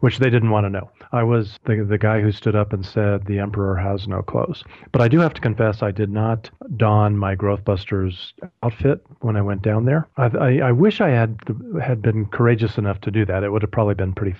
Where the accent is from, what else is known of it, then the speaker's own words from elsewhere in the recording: Colorado Springs, Colorado, United States; my hometown of Colorado Springs